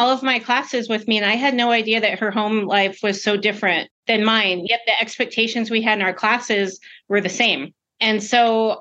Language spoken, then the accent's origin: English; Albuquerque, New Mexico, United States; I grew up in Albuquerque most of my life